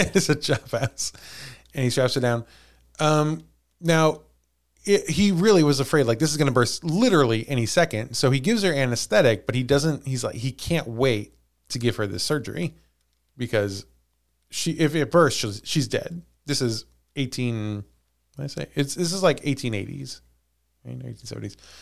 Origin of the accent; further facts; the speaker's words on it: Missouri, United States; we're from Missouri.